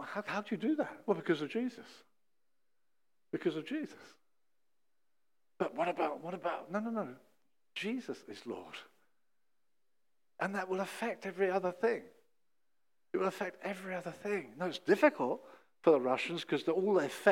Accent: England, United Kingdom; we as English people got a plummy verse

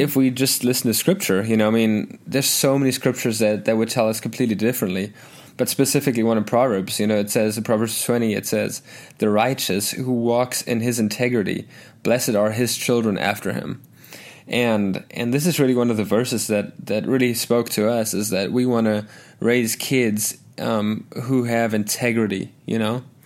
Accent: South Africa; moved away as an adult; also born or lived in Arkansas, United States; now in United States; I actually grew up in a Christian home in South Africa, a Lutheran, German-speaking Christian home

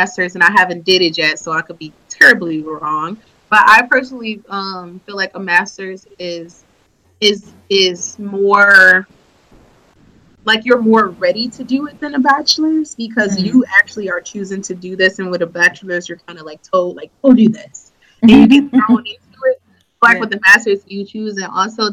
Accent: Michigan, United States; I was from Michigan

